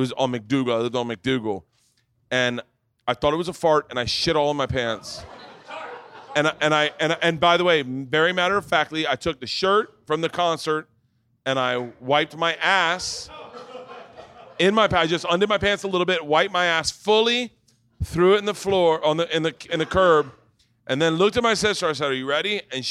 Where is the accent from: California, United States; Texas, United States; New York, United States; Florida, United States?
Florida, United States; moved away; I grew up in Florida